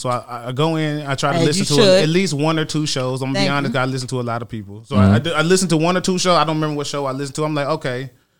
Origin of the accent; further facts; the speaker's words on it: Arkansas, United States; I'm from Arkansas. So like, I'm right by Texas.